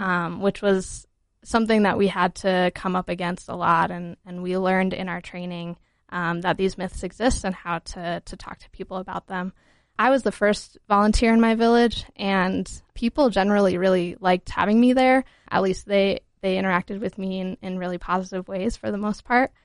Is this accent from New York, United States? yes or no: no; Holladay, Utah, United States; also born or lived in Vermont / Georgia / Botswana; I'm from Utah. I grew up in Holiday, went to Conwood High School